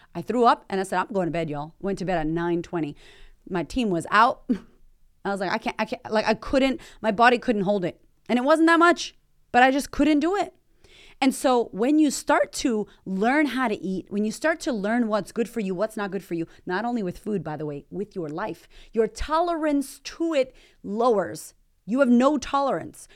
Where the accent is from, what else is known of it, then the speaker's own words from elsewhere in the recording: United States; moved away as an adult; also born or lived in Melbourne, Australia; now in Australia; as an American